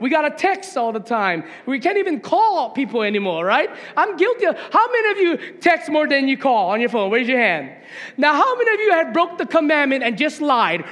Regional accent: Hawaiian homestead, United States; moved away as an adult; also born or lived in Las Vegas, Nevada; I grew up in the Hawaiian homestead

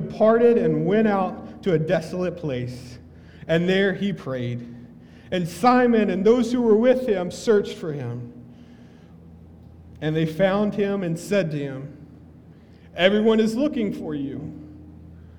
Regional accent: the South, Southern United States, United States; accent: southern; moved away; that was my southern accent

